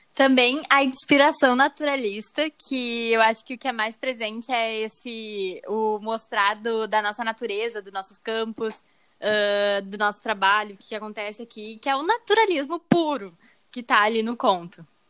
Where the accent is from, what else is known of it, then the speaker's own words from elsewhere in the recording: Gaúcho, Rio Grande do Sul, Brazil; nós quatro aqui que somos gaúchos